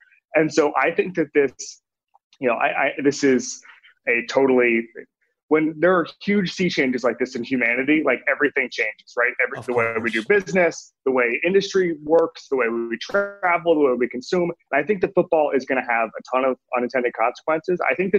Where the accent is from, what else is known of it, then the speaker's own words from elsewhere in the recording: Orlando, Florida, United States; I grew up in Florida.